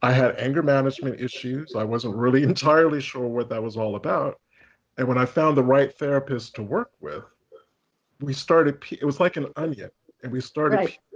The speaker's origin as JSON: {"language": "English", "region": "Connecticut", "country": "United States", "tie": "born or raised there", "also_born_or_lived": "United Kingdom / Boston", "moved": "as an adult", "said": "I was born in Connecticut. So I grew up in a fairly, a moderately affluent town"}